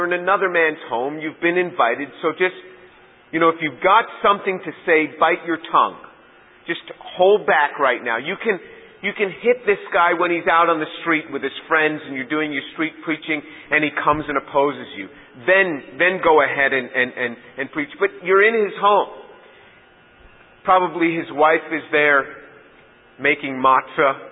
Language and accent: English; New York City, New York, United States; I am from New York City